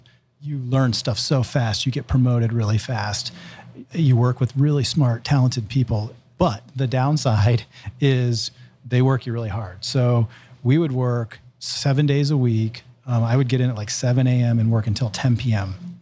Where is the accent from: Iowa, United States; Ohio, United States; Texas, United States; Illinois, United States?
Ohio, United States; Columbus; I moved here in second grade, and I grew up in Columbus, and I went to Reynoldsburg High School